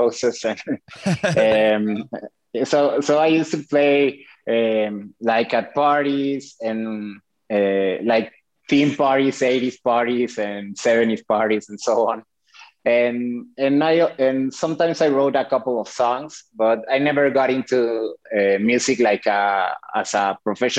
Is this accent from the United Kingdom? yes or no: no; Mexico City, Mexico; I was born and raised in Mexico City.